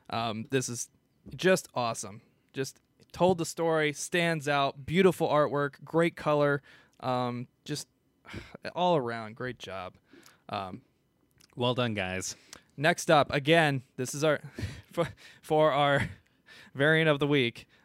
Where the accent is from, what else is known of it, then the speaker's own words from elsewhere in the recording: Midwest, United States; but I am from the Midwest.